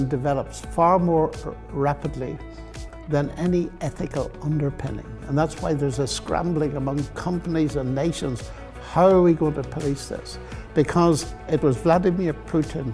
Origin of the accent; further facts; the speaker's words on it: Northern Ireland, United Kingdom; moved away; also born or lived in Oxford, England; I'm from Northern Ireland.